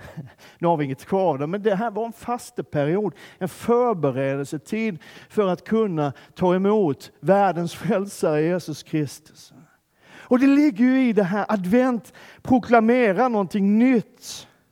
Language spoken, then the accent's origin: Swedish; Skåne, Sweden; moved away; Där jag kommer ifrån så har vi ingen vinter alls. Finns inte. Man, man lär sig inte i skolan i Skåne vad vinter är ens.